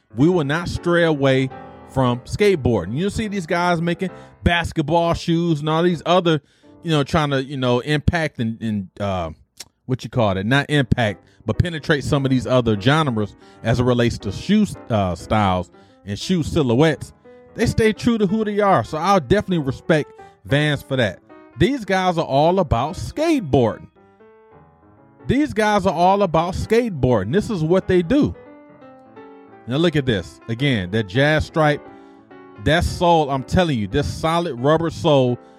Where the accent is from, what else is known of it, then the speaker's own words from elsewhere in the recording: Detroit, Michigan, United States; my nostalgic memories growing up in Detroit